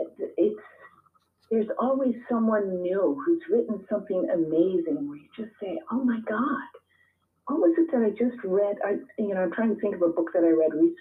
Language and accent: English; Minnesota, United States; now in Long Island, United States; Minnesota. I grew up in Minnesota.